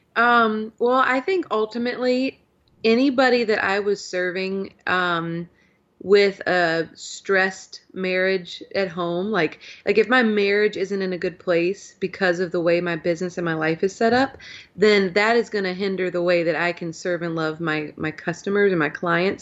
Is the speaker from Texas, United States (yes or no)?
no; Virginia, United States; also born or lived in Louisville, Kentucky; I'm not technically, you know, born and raised in Virginia. We moved here, um, when I was probably sixteen months old